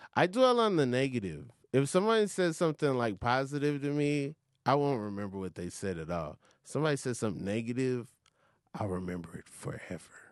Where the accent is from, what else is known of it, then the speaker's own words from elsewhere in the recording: Atlanta, Georgia, United States; I am from Atlanta